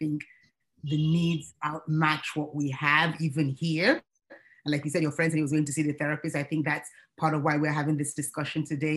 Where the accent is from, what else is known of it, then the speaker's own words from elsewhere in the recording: Nigeria; now in United States; being a Nigerian myself, and proudly so